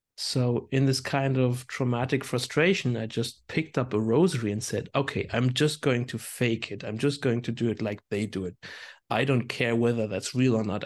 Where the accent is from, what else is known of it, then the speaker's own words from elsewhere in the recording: hometown near Landau, Rhineland-Palatinate, Germany; Landau is just like twenty minutes drive from my hometown